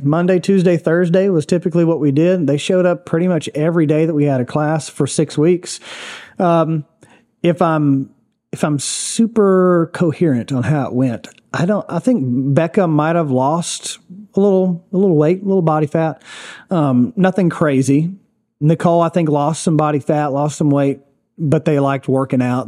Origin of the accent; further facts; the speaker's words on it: Gallatin, Tennessee, United States; I grew up in Gallatin